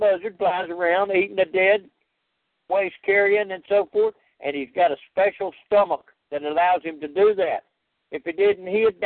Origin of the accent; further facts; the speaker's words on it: Louisiana, United States; I grew up in Louisiana